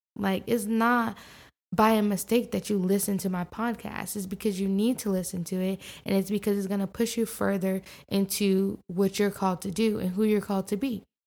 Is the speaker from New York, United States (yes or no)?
yes; New York, United States; I'm definitely a New Yorker at heart